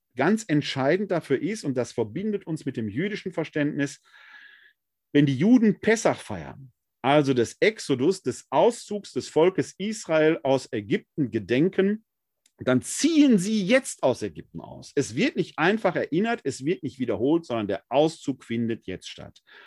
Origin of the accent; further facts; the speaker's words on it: Essen, North Rhine-Westphalia, Germany; in meiner Heimatgemeinde St. Clemens Maria Hofbau in Essen-Altendorf war es für uns als Jugendliche